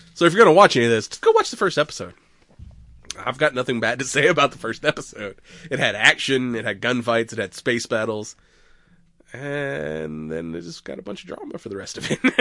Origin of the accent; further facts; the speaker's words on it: United States; I'm American